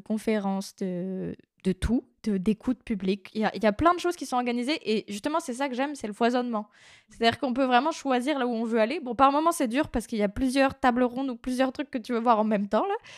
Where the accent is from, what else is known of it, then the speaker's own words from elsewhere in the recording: near Brest, Brittany, France; also born or lived in Quebec; en Bretagne, à Brest, donc la grande ville à côté de là où j'ai grandi